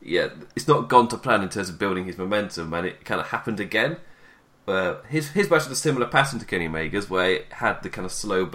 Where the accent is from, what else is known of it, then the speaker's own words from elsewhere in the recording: England, United Kingdom; being English